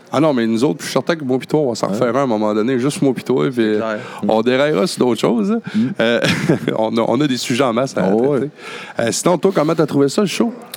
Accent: Baie-Comeau, Quebec, Canada; quand j'étais jeune à Bécomo

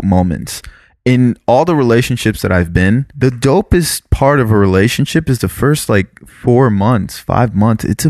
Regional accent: South Florida, United States; moved away; Growing up in South Florida

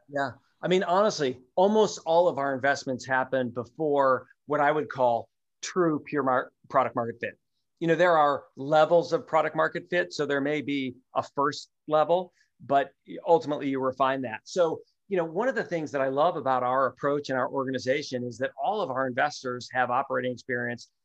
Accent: Minneapolis, Minnesota, United States; moved away; I grew up in Minneapolis

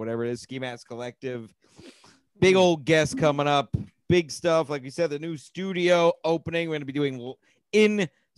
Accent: Connecticut, United States; I'm from Connecticut.

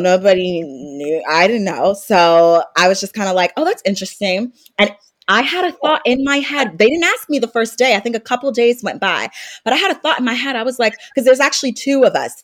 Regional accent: North Carolina, United States; also born or lived in Maryland; I was born in Maryland, moved to North Carolina, and raised there

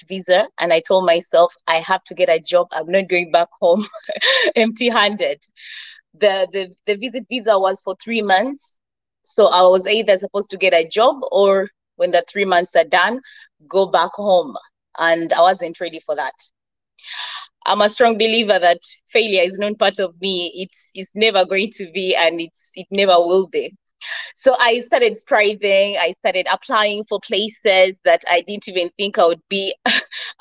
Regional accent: Uganda; moved away as an adult; now in United Arab Emirates; coming from Uganda to the UAE, because I'm from Uganda

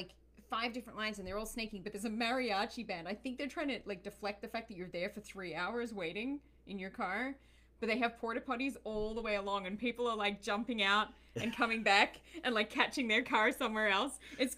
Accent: Australia; moved away as an adult; now in United States; Not from England. I'm from Australia. I'm born and bred Aussie. My dad's Sri Lankan. Mum's Australian. And I'm now an American.

